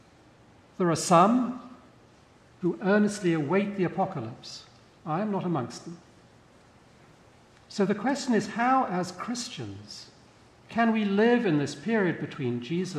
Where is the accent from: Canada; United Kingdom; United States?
United Kingdom; moved away; I'm British by birth